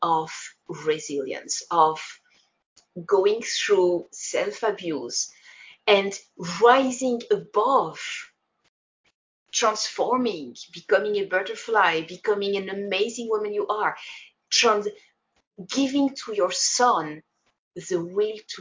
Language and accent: English; Switzerland; I come from Switzerland in Europe